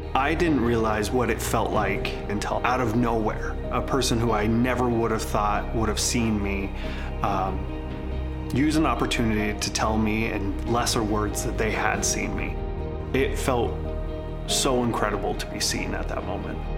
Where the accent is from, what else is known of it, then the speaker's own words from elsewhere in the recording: Seattle, Washington, United States; I'm from Seattle, Washington